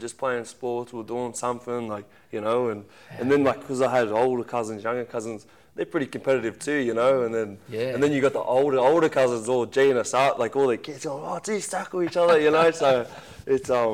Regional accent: Central Coast, New South Wales, Australia; I'm a kid from the Central Coast

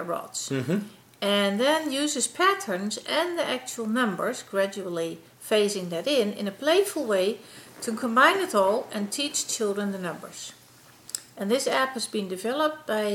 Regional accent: Netherlands; moved away; the Netherlands, my home country.

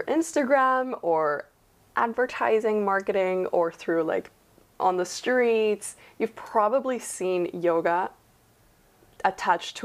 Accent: Peru; moved away as an adult; now in Canada; born and raised in Peru

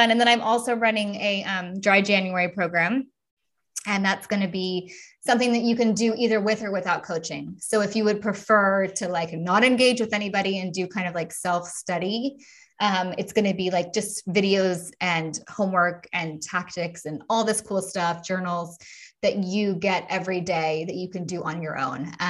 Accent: United States; now in Europe; even though I'm obviously American, um, we are starting a move, like a bigger, even bigger movement over here in Europe, right?

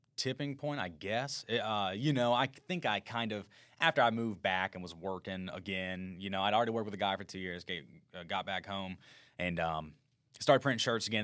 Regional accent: Baton Rouge, Louisiana, United States; also born or lived in Denham Springs, Louisiana; born in Baton Rouge, Louisiana, and I was raised predominantly in Baton Rouge and kind of the Denham Springs area

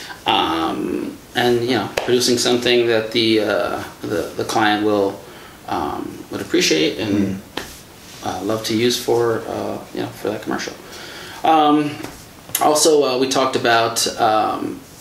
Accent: East Coast, United States; now in Milwaukee, United States; growing up on the East Coast

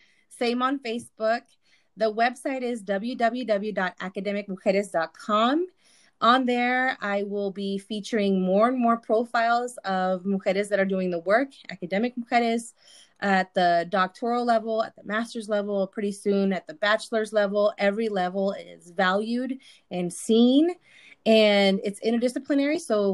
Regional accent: Sonora, Mexico; You know, I'm from Sonora and I have this and I'm first gen too.

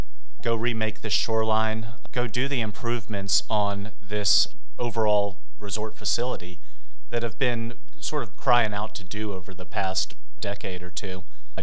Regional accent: Richmond, Virginia, United States; I grew up in Richmond, Virginia.

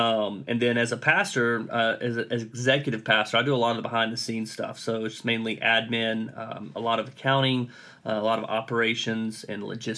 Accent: Knoxville, Tennessee, United States; moved away as an adult; now in New Orleans, United States; I'm also not from New Orleans originally, born and raised in Knoxville, Tennessee. I'm a grad of the University of Tennessee. I moved down to New Orleans a year and a half after Katrina, started seminary

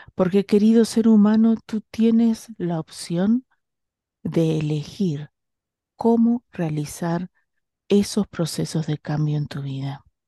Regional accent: Bahía Blanca, Buenos Aires Province, Argentina; yo soy de Bahía Blanca

